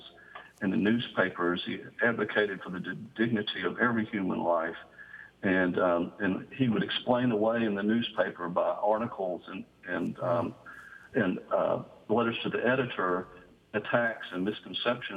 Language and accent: English; Lakeshore Drive, Birmingham area, Alabama, United States; I grew up in Lakeshore Drive